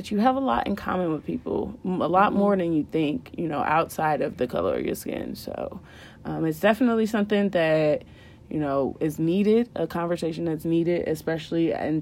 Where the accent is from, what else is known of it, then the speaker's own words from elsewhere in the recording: Indiana, United States; our background, we born and raised in Indiana